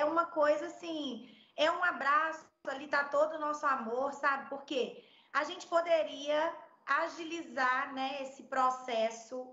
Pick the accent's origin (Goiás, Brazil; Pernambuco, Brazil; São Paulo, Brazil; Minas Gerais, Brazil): Minas Gerais, Brazil; Belo Horizonte; moved away as an adult; now in Portugal; Eu sou mineira, nascida e criada em Belo Horizonte